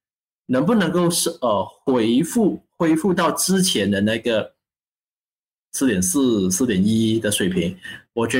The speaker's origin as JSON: {"language": "Chinese", "country": "Malaysia", "said": "作为马来西亚人，我希望马币永远都升值。好像新加坡一样啊，好像一样这么强，这是我衷心的希望。"}